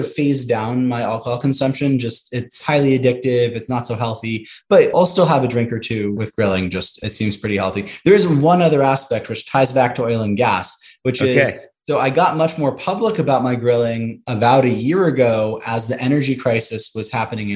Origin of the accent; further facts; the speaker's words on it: Santa Monica, California, United States; moved away as an adult; also born or lived in Chicago; now in Houston, United States; I grew up in Santa Monica, West